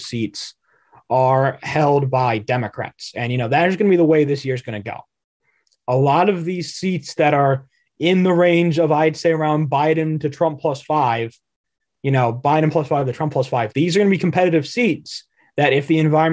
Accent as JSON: {"language": "English", "region": "Pennsylvania", "country": "United States", "tie": "born or raised there", "said": "my home state of Pennsylvania"}